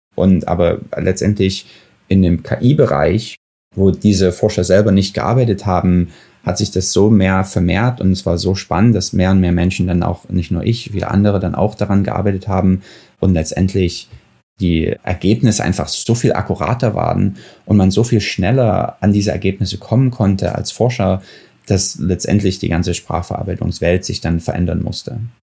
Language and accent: German; Dresden, Saxony, Germany; moved away as an adult; also born or lived in Ethiopia; now in Silicon Valley, United States; Ich bin in Dresden geboren, einige Jahre vor dem Mauerfall und war dann drei Jahre in Äthiopien auch als kleines Kind